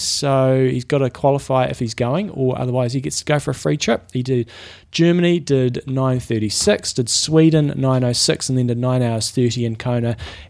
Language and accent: English; New Zealand; accent: Kiwi; that's my Kiwi accent.